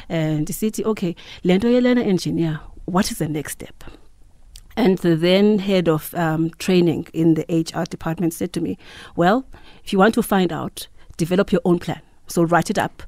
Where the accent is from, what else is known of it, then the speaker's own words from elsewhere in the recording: Mthatha, Eastern Cape, South Africa; also born or lived in Mount Frere; I grew up in the Eastern Cape, uh, Mthatha.